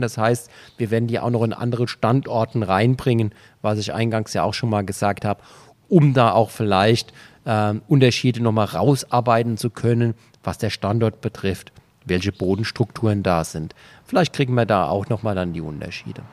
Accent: Germany; hier bei uns in Deutschland

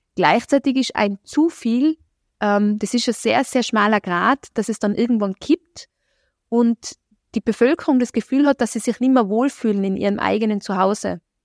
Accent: Innsbruck, Tyrol, Austria; ich selber habe in Innsbruck studiert, ich bin hier in Innsbruck zur Schule gegangen, komme ursprünglich woanders her

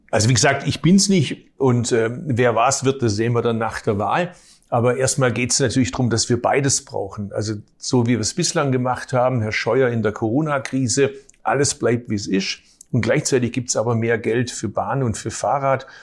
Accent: Baden-Württemberg, Germany; ich komme aus Baden-Württemberg, ich komme aus einer Arbeiterfamilie.

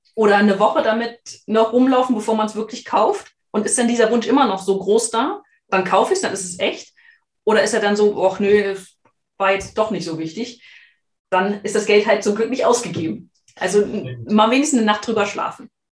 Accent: Germany; wir sind ja beide aus der Region

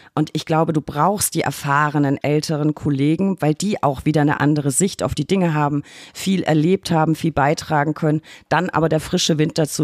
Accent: Lower Franconia, Bavaria, Germany; in meiner Heimat Unterfranken

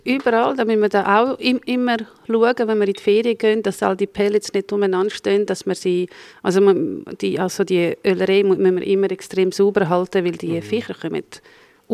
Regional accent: Croatia

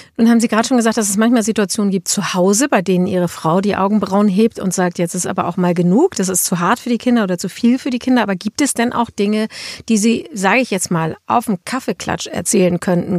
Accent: Schleswig-Holstein, Germany; wir sind ja beide Schleswig-Holsteiner

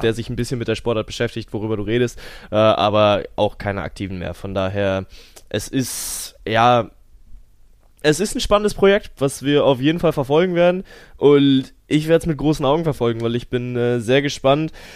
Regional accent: Cologne, North Rhine-Westphalia, Germany; ich komme aus Köln

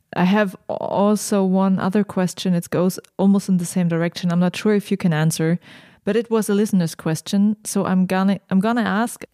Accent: Germany; I'm from Germany.

